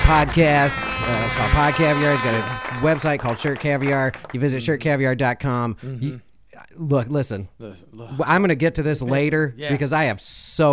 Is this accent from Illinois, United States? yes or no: yes; Chicago, Illinois, United States; I've seen rats growing up in Chicago.